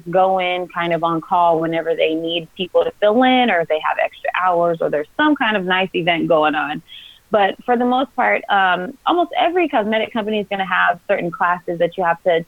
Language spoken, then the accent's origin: English; Texas, United States; also born or lived in Mississippi; now in California, United States; I'm from Texas, but I have lived in Mississippi also, but I now live in California